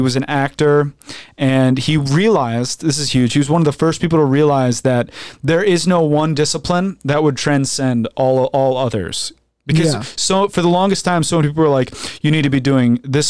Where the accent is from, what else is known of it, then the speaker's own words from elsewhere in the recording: Florida, United States; Where are you guys from? Florida. {S2} Yeah. {S3} Florida natives.